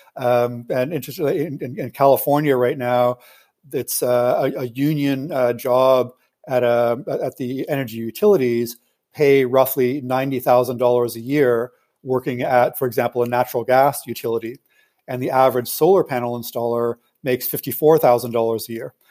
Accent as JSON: {"language": "English", "country": "Canada", "said": "I'm a Canadian citizen"}